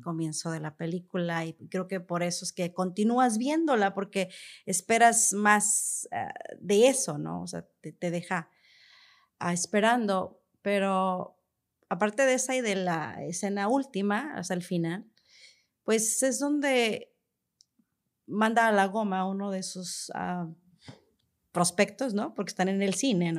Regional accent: Mexico; Como mexicanos

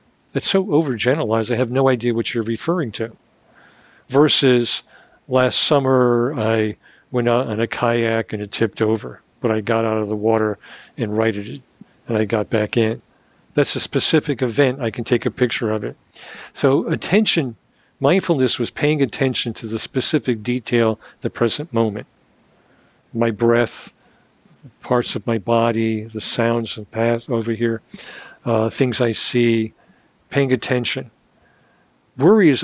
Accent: New York, United States; we're New Yorkers

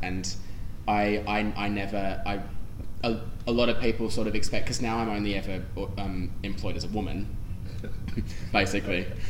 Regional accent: Sydney, New South Wales, Australia; moved away as an adult; now in London, United Kingdom; it was coming from my home as well

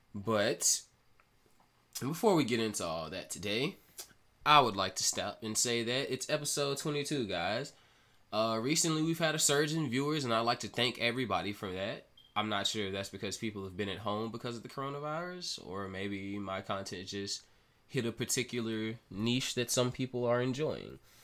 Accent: Mississippi, United States; here over in my home state of Mississippi

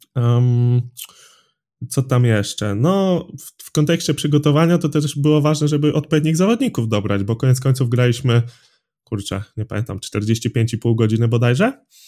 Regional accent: Drawsko Pomorskie, West Pomeranian Voivodeship, Poland; pochodzę z Drawska Pomorskiego, to jest mniej więcej środek województwa zachodniopomorskiego

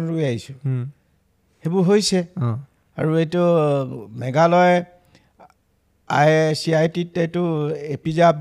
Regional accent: Assam, India; মই অসমত জন্মলৈকে

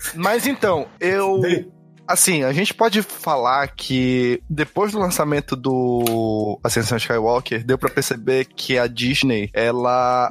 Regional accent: Pará, Brazil; Nós somos paraenses

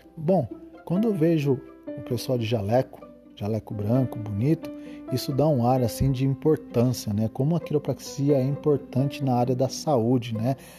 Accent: Osvaldo Cruz, São Paulo, Brazil; minha cidade natal, a cidade de Oswaldo Cruz, interior de São Paulo

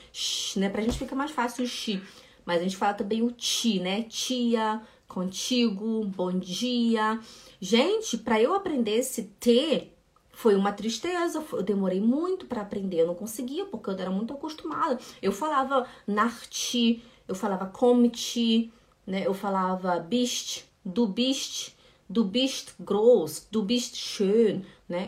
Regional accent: Belém, Pará, Brazil; now in Switzerland; eu sou de Belém do Pará e a gente fala muito esse

